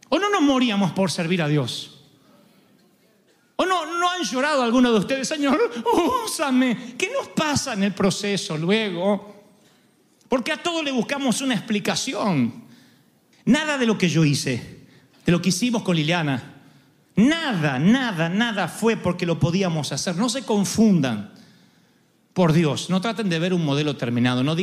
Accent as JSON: {"language": "Spanish", "country": "Argentina", "said": "Sé que soy argentino e insoportable, pero no típico."}